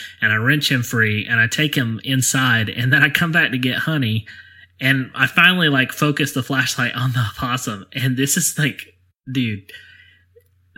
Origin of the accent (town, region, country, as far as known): Alabama, United States; accent: southern